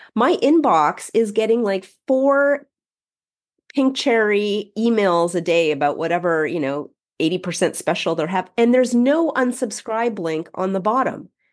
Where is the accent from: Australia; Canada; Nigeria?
Canada; we're Canadian